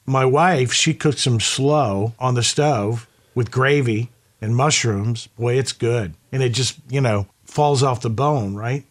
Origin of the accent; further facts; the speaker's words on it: the South, United States; moved away; also born or lived in Midwest; growing up in the South